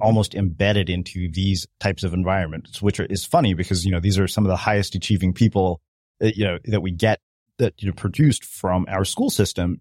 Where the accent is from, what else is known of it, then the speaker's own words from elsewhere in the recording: Edmonton, Alberta, Canada; moved away; I grew up in Edmonton for four years.